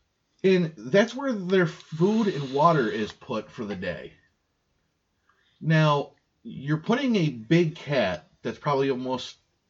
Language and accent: English; New York, United States; we're from New York. Always lived here. Both were actually born and raised in New York State.